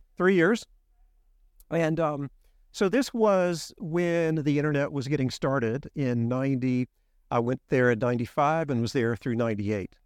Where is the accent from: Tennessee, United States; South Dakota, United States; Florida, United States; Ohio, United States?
Tennessee, United States; Memphis; moved away as an adult; also born or lived in Nashville, Tennessee; now in Houston, United States; I grew up in Memphis, lived there my whole life